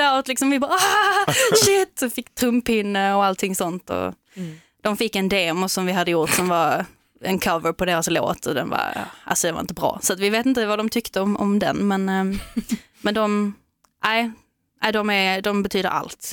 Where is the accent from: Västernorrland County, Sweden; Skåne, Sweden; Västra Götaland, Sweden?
Skåne, Sweden; Veberöd; när man växte upp att man inte riktigt passar in i normerna liksom som de hade i Veberöd där vi kommer ifrån från mm. början